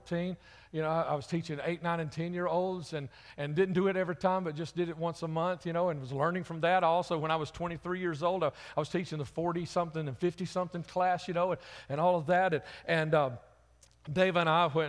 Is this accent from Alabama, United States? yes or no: yes; Birmingham, Alabama, United States; I'm from Jefferson County, Birmingham